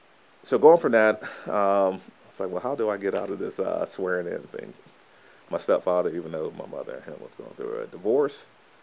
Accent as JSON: {"language": "English", "town": "Fayetteville", "region": "North Carolina", "country": "United States", "tie": "born or raised there", "also_born_or_lived": "Tampa, Florida", "said": "1982. Yeah, so I'm an 80s baby, through and through. We moved to Fayetteville, North Carolina when I was 12. So I consider Fayetteville as my hometown from elementary to college, same city."}